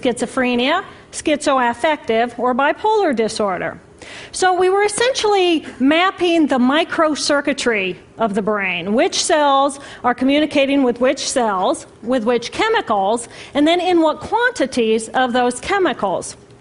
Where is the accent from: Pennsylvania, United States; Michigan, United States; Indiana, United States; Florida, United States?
Indiana, United States; moved away as an adult; also born or lived in Boston; I moved from my home state of Indiana to Boston